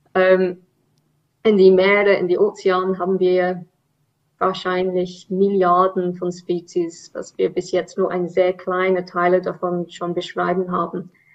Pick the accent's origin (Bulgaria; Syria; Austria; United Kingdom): United Kingdom; England; German is a second language; now in Zurich, Switzerland; Ich bin ursprünglich Engländerin